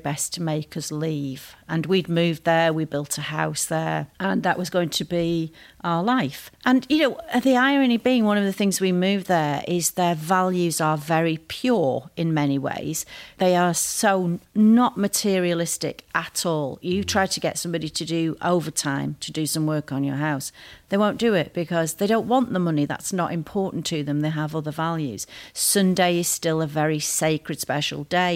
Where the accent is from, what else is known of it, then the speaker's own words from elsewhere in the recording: England, United Kingdom; moved away; also born or lived in Isle of Harris; my own background of being English, female, Catholic